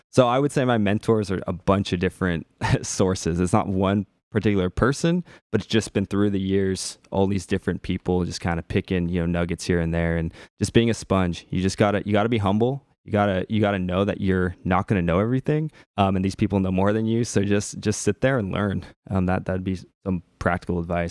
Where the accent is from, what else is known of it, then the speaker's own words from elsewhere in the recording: Portland, United States; I'm from the Portland area